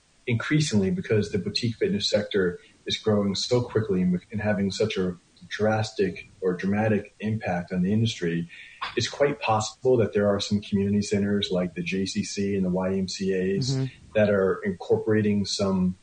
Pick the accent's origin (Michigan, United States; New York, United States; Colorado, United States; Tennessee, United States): New York, United States; Westchester County; now in New York City, United States; I am born and raised, grew up in Westchester County. I've lived in the city now for 23 years